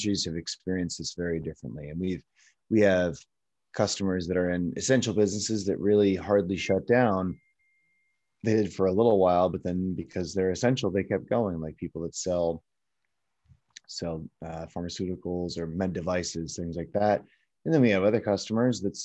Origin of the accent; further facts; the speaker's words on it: Chicago, Illinois, United States; now in Los Angeles, United States; I'm from Chicago originally, and now I live in Los Angeles